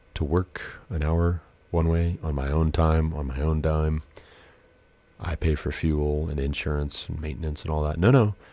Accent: Glendive, Montana, United States; moved away; also born or lived in southern Ohio / Colorado; I stayed with my grandparents' mullet in Glendive, Montana, my hometown

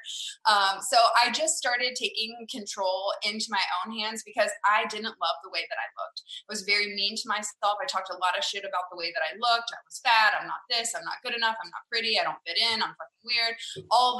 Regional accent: Farmersville, Texas, United States; now in Frisco, United States; I grew up in a tiny little country town called Farmersville, Texas

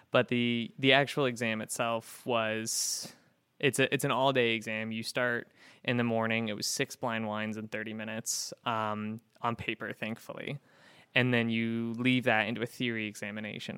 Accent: Pacific Northwest, United States; moved away as an adult; also born or lived in Florida / Portland, Maine; now in Syracuse, United States; I grew up in the Pacific Northwest

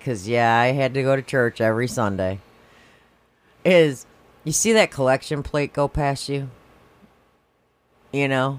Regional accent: Schaumburg, Illinois, United States; I grew up in Schaumburg

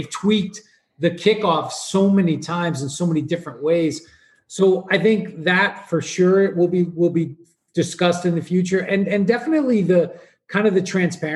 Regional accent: New York, United States; I grew up in New York.

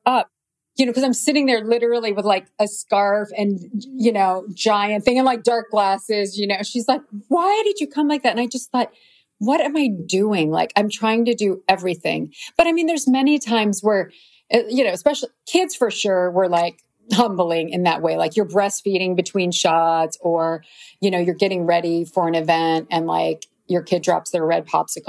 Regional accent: Midwest, United States; Plus just growing up in the Midwest, it's very hardworking, normal people.

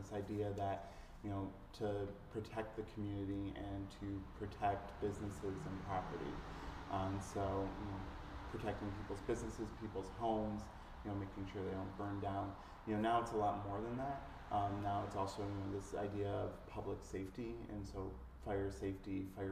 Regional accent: Lisle, Illinois, United States; So I was born and raised in Lyle.

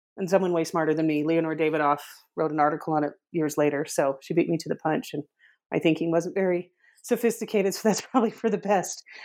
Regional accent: northern Utah, United States; I grew up in Utah, northern Utah

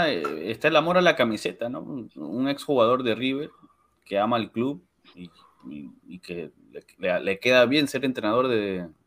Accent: Peru; para como uno como peruano, ver a tu selección en el Mundial

